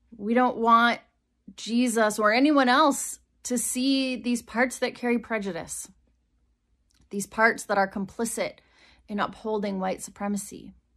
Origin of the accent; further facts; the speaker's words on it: Wisconsin, United States; moved away as an adult; also born or lived in Rock Island, Illinois / Iowa; growing up in Wisconsin